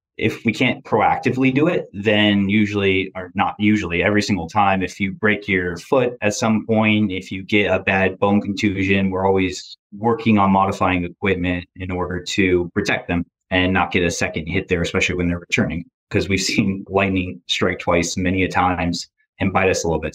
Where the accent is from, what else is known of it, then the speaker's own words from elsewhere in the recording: Michigan, United States; also born or lived in Grand Rapids, Michigan; now in Boston, United States; I'm from Grand Rapids, Michigan. At least that's where I went to college. I'm from Michigan area